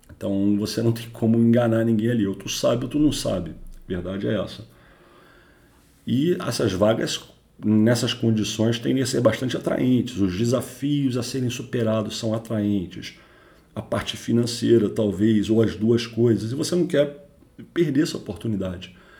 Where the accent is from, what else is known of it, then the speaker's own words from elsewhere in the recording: Rio de Janeiro, Brazil; sou carioca